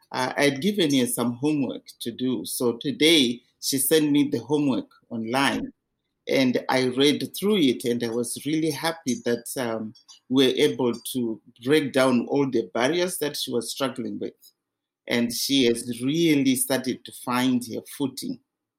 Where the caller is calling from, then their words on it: Calgary, Alberta, Canada; From Calgary.